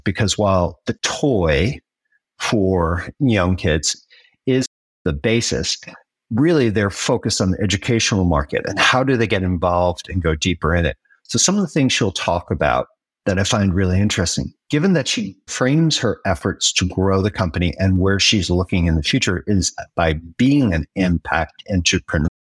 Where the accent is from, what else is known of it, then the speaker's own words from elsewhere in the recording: United States; As an American raised on the whole American dream